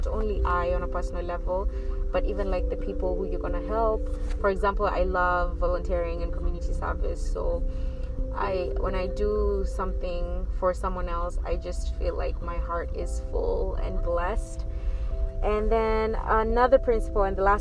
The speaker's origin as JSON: {"language": "English", "region": "Nairobi", "country": "Kenya", "tie": "born or raised there", "also_born_or_lived": "Egypt", "moved": "as an adult", "lives_now": "Los Angeles, United States", "said": "I was born and raised in Nairobi, Kenya, and I have had the privilege to grow up"}